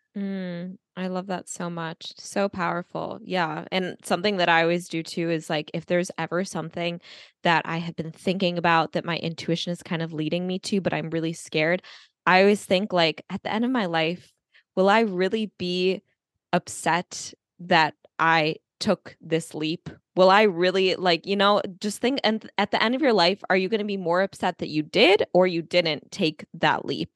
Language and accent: English; United States; I grew up in America